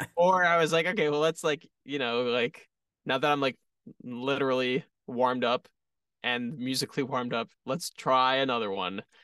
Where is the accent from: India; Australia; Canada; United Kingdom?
Canada; Toronto, Ontario; we're from Toronto